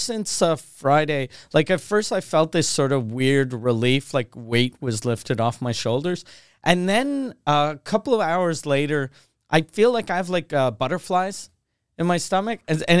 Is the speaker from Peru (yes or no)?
no; Canada; I'm the Canadian OJ.